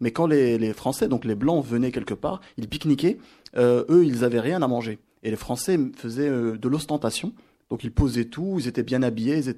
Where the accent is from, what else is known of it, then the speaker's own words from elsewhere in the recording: Oran, Oran Province, Algeria; now in Toulouse, France; journaliste culturel ici à Toulouse et euh, je suis d'Oran à la base et petit-fils d'inspecteur de police brigadier en Algérie